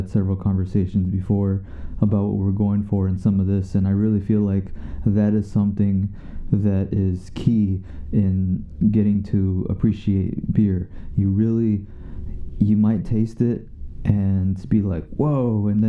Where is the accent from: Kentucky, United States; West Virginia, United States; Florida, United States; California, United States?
Florida, United States; New Smyrna Beach; I was actually born in, like, New Smyrna Beach, Florida myself